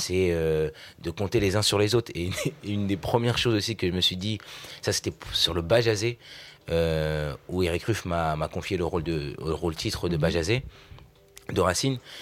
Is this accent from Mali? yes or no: no; Vernon, Normandy, France; Je suis né à Vernon, en Normandie